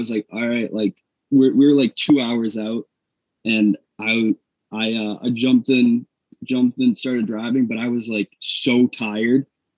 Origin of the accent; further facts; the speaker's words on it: New Hampshire, United States; I'm from New Hampshire. I'm from New Hampshire, too.